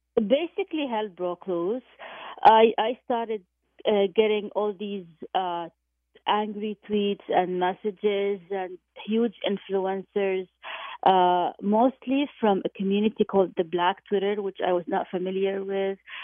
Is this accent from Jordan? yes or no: yes; Jordan; moved away; I went back to my hometown of, of Jordan